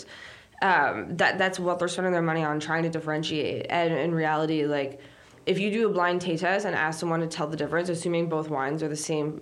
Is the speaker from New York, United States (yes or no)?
yes; New York City, New York, United States; I went to NYU, grew up in downtown Manhattan.